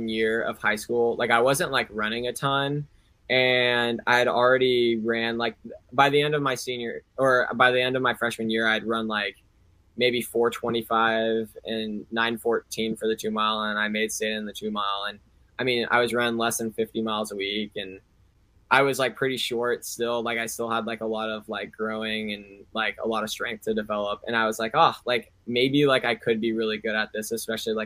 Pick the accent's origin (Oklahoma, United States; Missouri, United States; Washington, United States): Washington, United States; also born or lived in Seattle, Washington; growing up in Suquamish